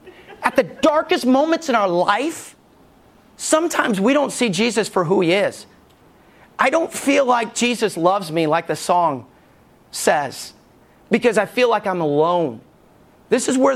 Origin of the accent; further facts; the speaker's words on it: Alabama, United States; moved away; also born or lived in Knoxville, Tennessee; I was from Alabama